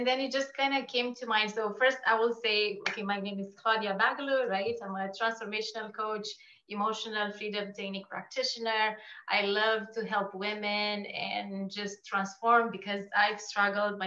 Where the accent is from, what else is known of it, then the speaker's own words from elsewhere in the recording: Romania; moved away as an adult; now in Canada; So I'm Romanian. Okay. And I grew up in Romania. I came to Canada when I was 18